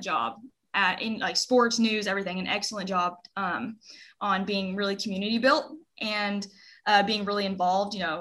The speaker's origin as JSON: {"language": "English", "town": "Henrietta", "region": "Oklahoma", "country": "United States", "said": "I'm from Henrietta, Oklahoma"}